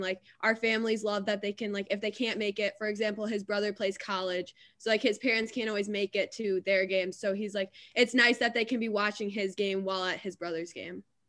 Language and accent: English; Grand Rapids, Michigan, United States; growing up in Grand Rapids